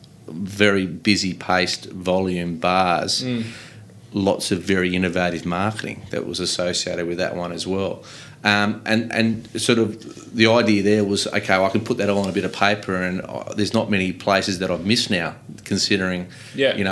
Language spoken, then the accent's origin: English; Collaroy, New South Wales, Australia; I grew up in Collaroy, so I know the old surf rock very well